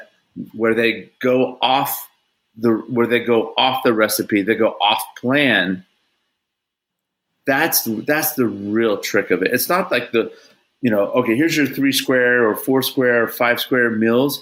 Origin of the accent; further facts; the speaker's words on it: Houston, Texas, United States; I'm from Houston.